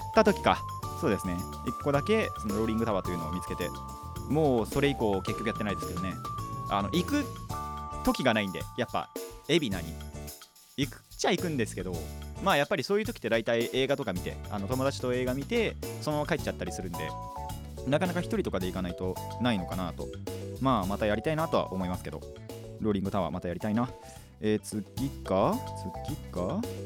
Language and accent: Japanese; Hadano, Kanagawa, Japan; 僕の地元が秦野